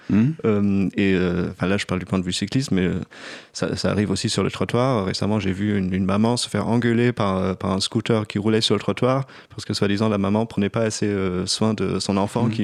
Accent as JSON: {"language": "French", "town": "Göttingen", "region": "Lower Saxony", "country": "Germany", "tie": "born or raised there", "also_born_or_lived": "Bremen, Germany / Freiburg, Germany / Dresden, Germany", "second_language": "French", "moved": "as an adult", "lives_now": "Paris, France", "said": "j'ai grandi à Göttingen"}